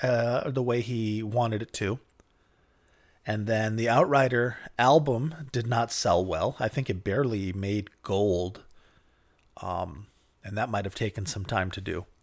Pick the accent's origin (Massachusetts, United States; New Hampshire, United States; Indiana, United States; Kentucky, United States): New Hampshire, United States; I'm from New Hampshire as well.